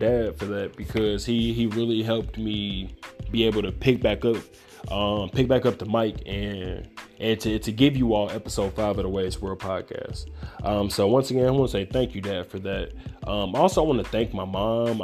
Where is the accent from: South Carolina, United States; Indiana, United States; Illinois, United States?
Indiana, United States; Gary; I'm from Gary